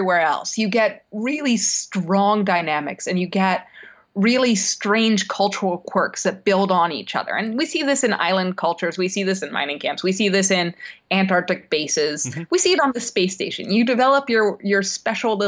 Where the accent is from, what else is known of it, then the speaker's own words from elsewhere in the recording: Canada; also born or lived in United States; I'm Canadian American